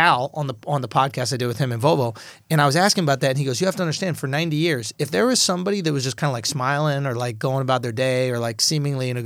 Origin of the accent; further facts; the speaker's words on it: United States; As an American